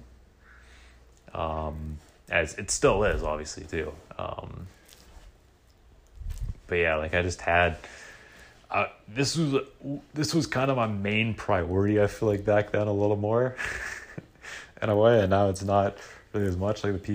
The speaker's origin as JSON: {"language": "English", "town": "Vancouver", "region": "British Columbia", "country": "Canada", "said": "I'm from Vancouver"}